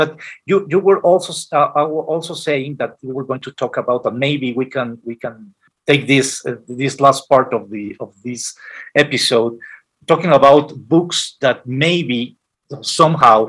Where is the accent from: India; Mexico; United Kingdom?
Mexico; Guadalajara, Jalisco; moved away as an adult; also born or lived in Mexico City; coming from Guadalajara, my hometown, to Mexico City